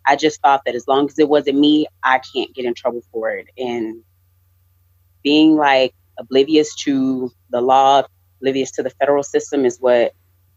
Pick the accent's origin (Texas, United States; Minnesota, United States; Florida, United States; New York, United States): Texas, United States; Lubbock; I'm born and raised in Lubbock, Texas